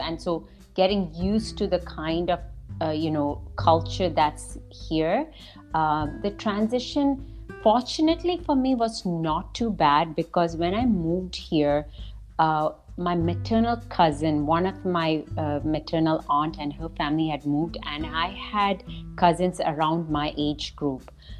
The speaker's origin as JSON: {"language": "English", "town": "Doha", "country": "Qatar", "tie": "born or raised there", "said": "And I was born in Doha, Qatar. That's a country in the Arabian Gulf. I grew up in a South Asian household"}